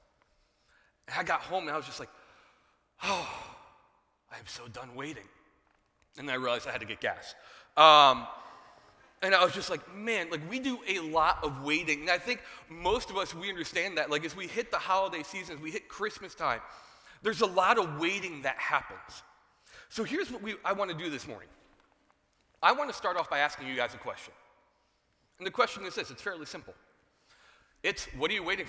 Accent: New Jersey, United States; I was born in New Jersey.

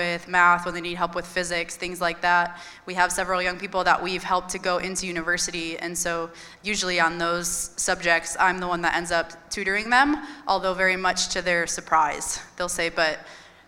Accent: McHenry, Illinois, United States; also born or lived in Minnesota; I grew up right here in McHenry

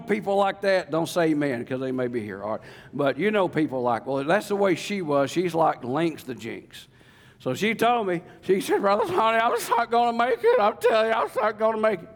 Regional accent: Lake DeGray, Ouachita River, Arkansas, United States; accent: real South; I grew up on Lake DeGray. I grew up on the Washita River.

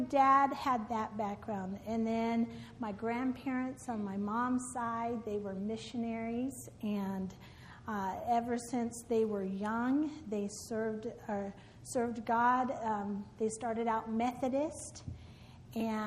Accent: California, United States; moved away; also born or lived in Midwest; I grew up in California

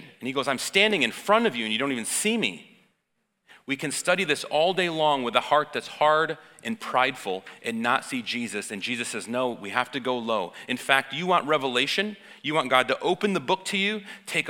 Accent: United States; I'm American

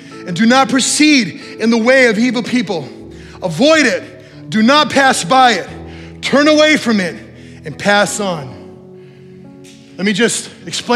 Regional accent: New Mexico, United States; moved away; I grew up in New Mexico

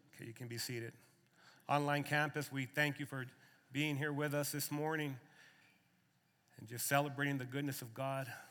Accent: Lordsburg, New Mexico, United States; moved away as an adult; now in Arizona, United States; born and raised in Lordsburg, New Mexico, and now I'm uh, you know, a resident of Arizona

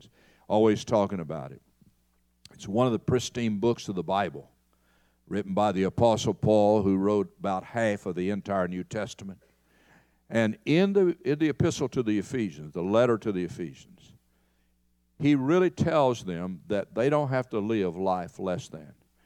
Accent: Knoxville, Tennessee, United States; moved away as an adult; also born or lived in Kentucky; now in Texas, United States; my hometown of Knoxville

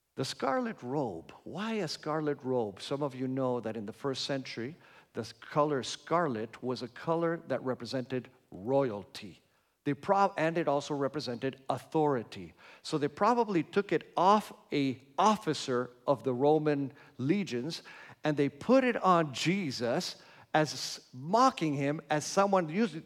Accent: Argentina; moved away; I grew up in Argentina

